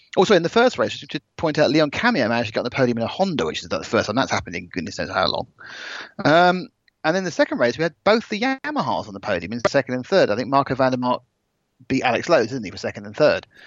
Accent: United Kingdom; I'm British

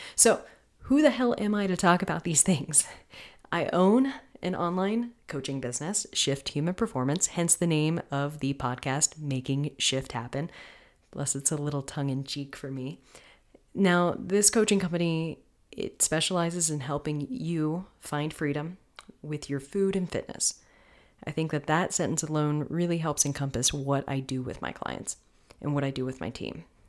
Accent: Florida, United States; I'm from Florida.

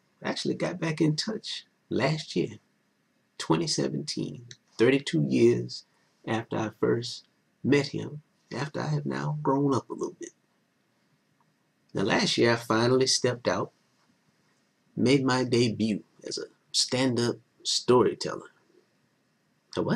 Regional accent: Elloree, South Carolina, United States; I was from Ellery, South Carolina, in Calhoun County. Population 671

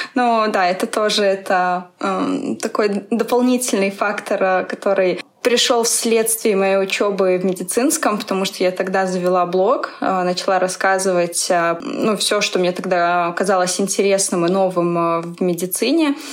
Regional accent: Belarus; moved away as an adult; also born or lived in Minsk, Belarus; now in Moscow, Russia; Я тоже из Беларуси

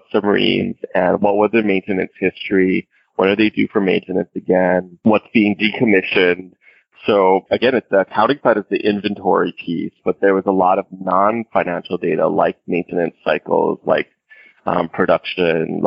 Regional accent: Hawaii, United States; born or raised there

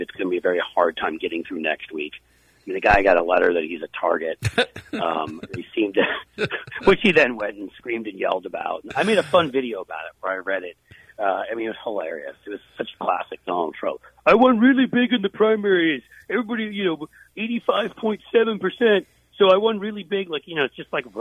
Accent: New York, United States; now in Cincinnati, United States; I grew up in New York

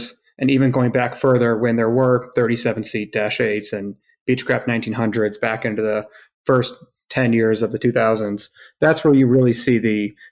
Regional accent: upstate New York, United States; coming from a small city in upstate

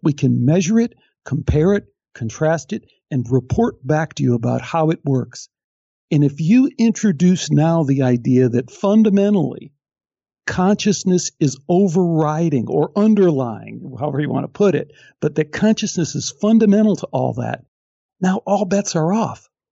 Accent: Chicago, Illinois, United States; I'm from Chicago

